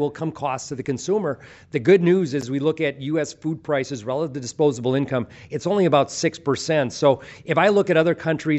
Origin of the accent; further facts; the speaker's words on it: United States; we as American farmers